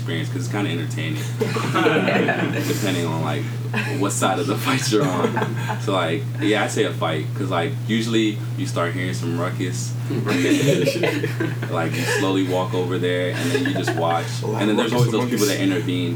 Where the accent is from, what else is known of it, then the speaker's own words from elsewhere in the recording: Hinesville, Georgia, United States; I was born in Georgia and raised in Hinesville.